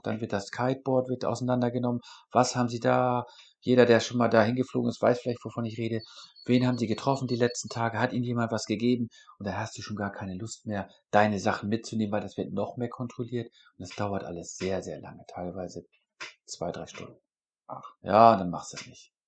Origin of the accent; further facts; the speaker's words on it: Northern Germany, Germany; weil ich aus der norddeutschen Region bin. Ich komme nicht aus Bayern oder sonst wo